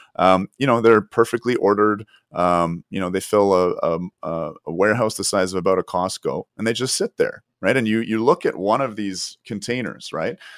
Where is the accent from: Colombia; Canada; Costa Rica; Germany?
Canada